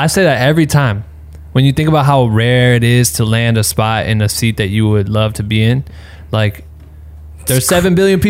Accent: Iowa, United States

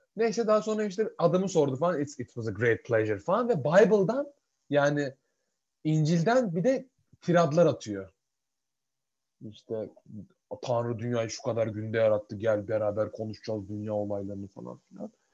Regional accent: Turkey; moved away as an adult; now in Edinburgh, United Kingdom; ben Türk'üm

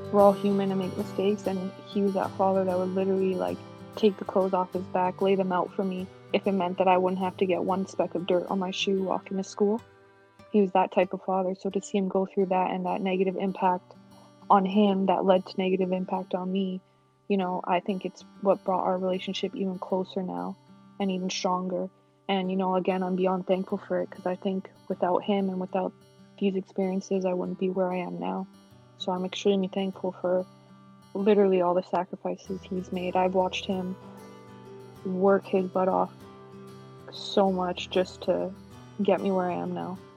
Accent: Toronto, Ontario, Canada; growing up in Toronto, um, I had very supportive parents

